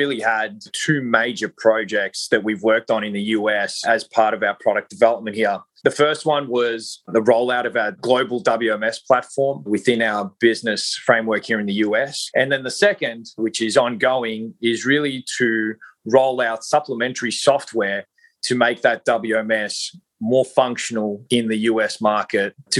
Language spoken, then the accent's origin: English; Australia; now in Southern California, United States; I am not a native of the US. I'm originally from Australia, currently reside in Southern California